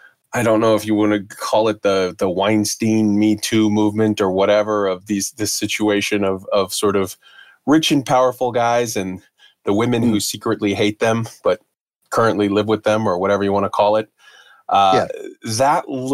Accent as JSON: {"language": "English", "country": "United States", "said": "as an American"}